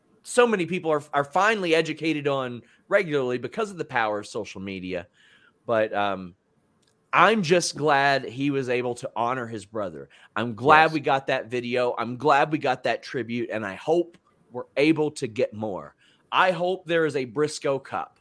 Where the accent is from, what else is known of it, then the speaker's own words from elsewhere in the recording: the South, United States; I grew up in the South